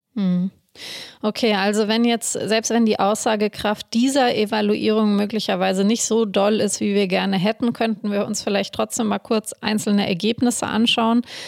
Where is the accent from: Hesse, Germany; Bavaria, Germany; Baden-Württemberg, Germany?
Bavaria, Germany; Munich; mir als Münchnerin